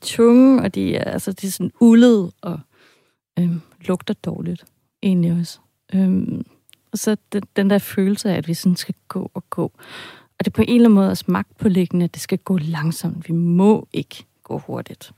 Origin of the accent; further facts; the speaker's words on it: Germany; also born or lived in Denmark; now in Copenhagen, Denmark; Jeg har en baggrund som tysker. Altså, jeg vil sige, jeg er halvt tysk, halvt dansk. Ja. Det kan man godt høre en gang med på min accent.